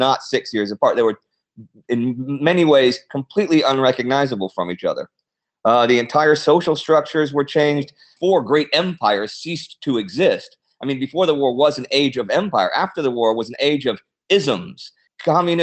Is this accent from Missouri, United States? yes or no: no; Texas, United States; I grew up in Texas